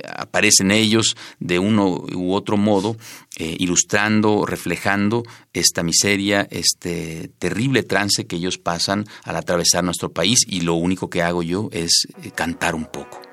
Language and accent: Spanish; Villa Comaltitlán, Chiapas, Mexico; moved away as an adult; also born or lived in Tapachula / San Cristóbal de las Casas / Mexico City; mi pueblo, Villa de Comaltitlán, y la casa en el pueblo donde vivimos estaba a escasos 10, 15 metros frente a las vías del tren. Y entonces, desde que yo era niño